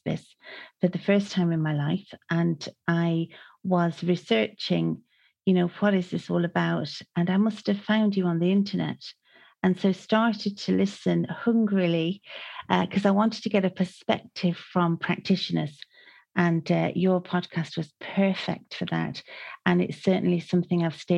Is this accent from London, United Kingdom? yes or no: no; Manchester, North West England, United Kingdom; now in Ireland; I grew up in Manchester